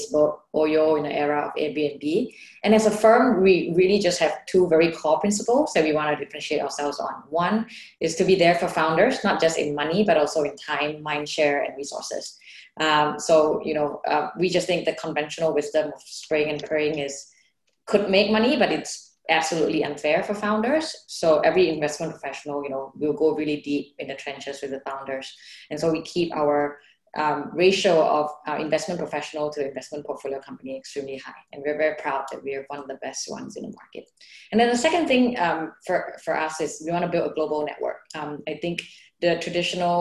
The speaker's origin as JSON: {"language": "English", "region": "Bangkok", "country": "Thailand", "tie": "born or raised there", "also_born_or_lived": "United States / China / India", "first_language": "Thai", "second_language": "English", "moved": "yes", "lives_now": "Singapore", "said": "I'm originally from Bangkok. I grew up, you know, around the whole, you know, Southeast Asia is really my home."}